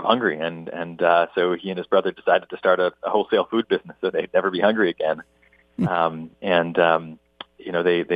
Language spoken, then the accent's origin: English; Providence, Rhode Island, United States; now in Boston, United States; I was born in Providence, Rhode Island, and I grew up there, not far from where I live now in Boston, Massachusetts